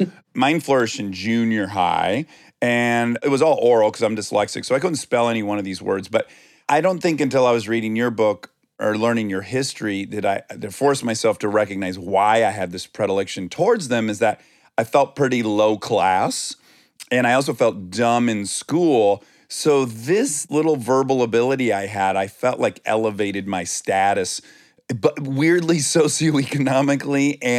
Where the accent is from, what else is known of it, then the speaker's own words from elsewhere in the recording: Detroit, Michigan, United States; I'm from Detroit